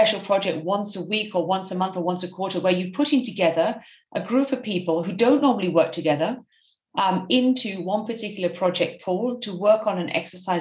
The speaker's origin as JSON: {"language": "English", "country": "United Kingdom", "also_born_or_lived": "Berlin", "moved": "as an adult", "said": "I'm native British."}